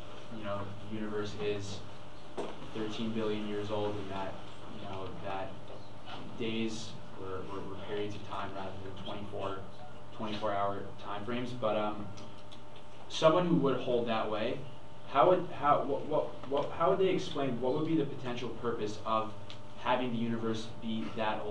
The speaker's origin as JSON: {"language": "English", "town": "New York City", "region": "New York", "country": "United States", "said": "from New York."}